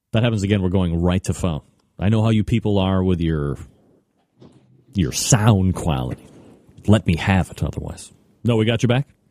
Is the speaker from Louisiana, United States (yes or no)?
no; Elmira, New York, United States; I was born in Elmira, New York